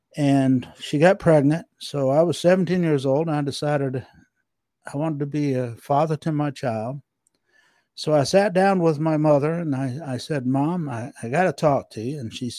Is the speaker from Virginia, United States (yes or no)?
yes; Norfolk, Virginia, United States; But I was born in Norfolk and did some of my early years in Norfolk and some of my early teen years in Virginia Beach. And I have extended family here.